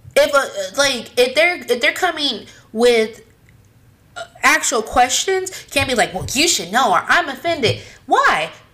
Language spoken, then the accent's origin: English; California, United States; We're from California